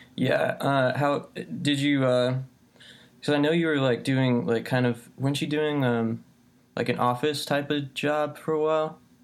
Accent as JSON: {"language": "English", "region": "Midwest", "country": "United States", "tie": "born or raised there", "also_born_or_lived": "California", "said": "I was born in California, but I only lived there until I was two, and then I moved to the Midwest"}